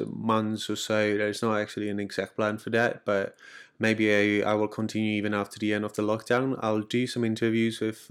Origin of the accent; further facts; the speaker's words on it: Czechia; I'm from the Czech Republic